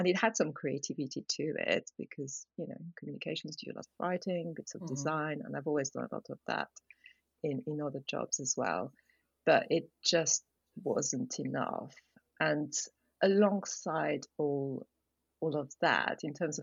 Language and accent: English; suburbs of Paris, Île-de-France, France; English is a second language; moved away; I am from France. I grew up in the suburbs of Paris, in a very small town, right by a forest